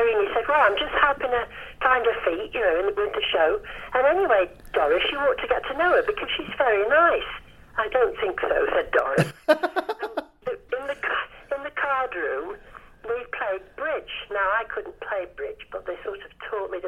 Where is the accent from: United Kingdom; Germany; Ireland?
United Kingdom; the North of England; accent: Northern; I'm still Northern.